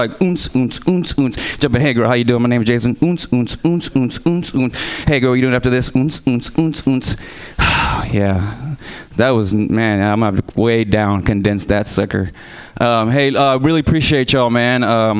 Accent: Houston, Texas, United States; moved away; I'm from Houston, Texas. So I might have an accent here and there.

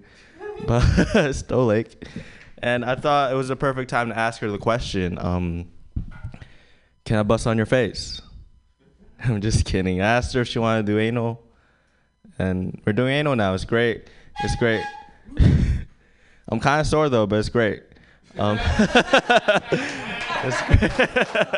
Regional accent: Philippines; now in San Francisco, United States; I'm from the Philippines and I go to school at SF State

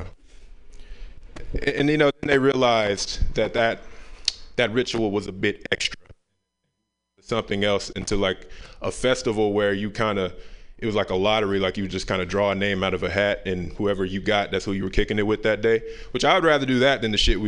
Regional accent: the South, United States; I'm from the South

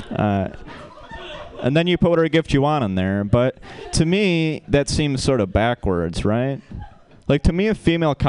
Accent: Michigan, United States; moved away as an adult; now in California, United States; I'm from Michigan, and we have a part of Michigan called up north

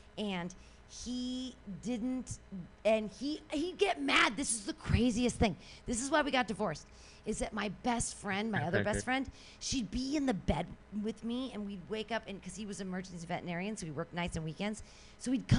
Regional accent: San Francisco, California, United States; I'm from San Francisco

